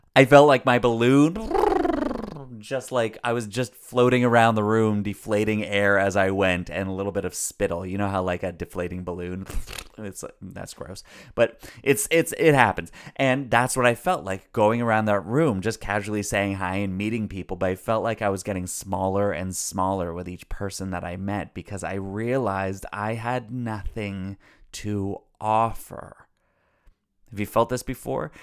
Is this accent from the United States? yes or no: no; Canada; I'm Canadian